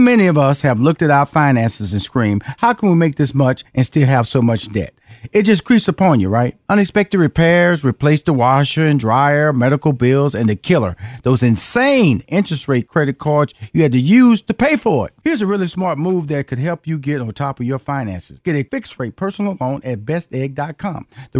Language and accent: English; Houston, Texas, United States; It was so funny, because I'm from Houston, Texas. I'm from Fifth Ward. Fifth Ward is a black community.